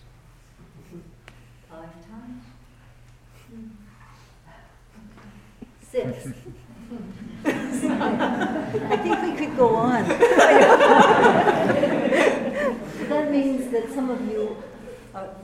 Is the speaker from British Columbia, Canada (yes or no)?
yes; Vancouver, British Columbia, Canada; also born or lived in Toronto; now in United States; I'm originally from Vancouver, but then I came across many, many years ago and started at the temple when I was in Toronto.